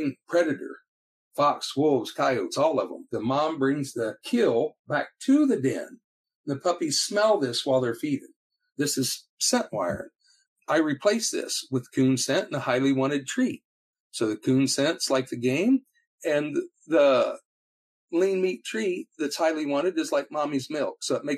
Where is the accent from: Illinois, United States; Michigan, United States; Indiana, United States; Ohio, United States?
Ohio, United States; Northwest; I'm from Northwest Ohio